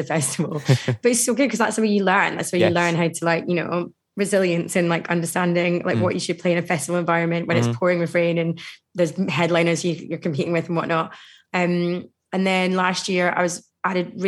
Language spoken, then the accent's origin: English; Glasgow, Scotland, United Kingdom; my hometown in Glasgow